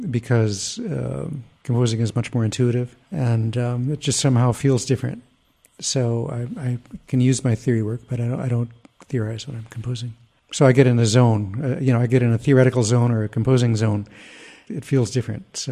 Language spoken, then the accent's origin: English; United States; as an American